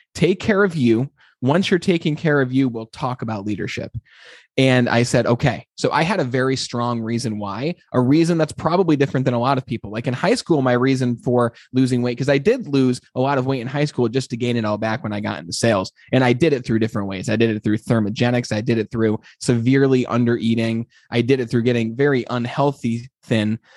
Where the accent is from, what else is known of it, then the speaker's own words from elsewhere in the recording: Glens Falls, New York, United States; I'm from from Glens Falls, New York, which, as you know, is a small little town, and uh, it's in upstate New York. And I, you know, grew up wanting to be a lawyer